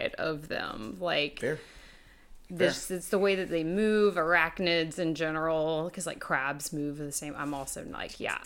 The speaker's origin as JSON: {"language": "English", "region": "North Carolina", "country": "United States", "tie": "born or raised there", "moved": "yes", "lives_now": "Savannah, United States", "said": "I grew up in North Carolina"}